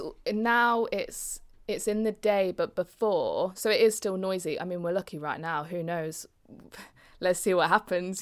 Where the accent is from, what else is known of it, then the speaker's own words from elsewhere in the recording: Leicester, East Midlands, United Kingdom; I was brought up in Leicester